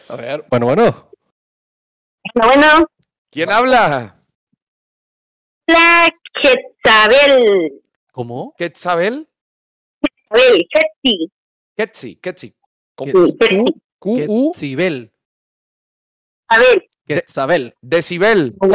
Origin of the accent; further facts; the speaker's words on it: Minatitlán, Veracruz, Mexico; now in Monterrey, Mexico; soy de Veracruz, soy de Veracruz. Igual que mi mamá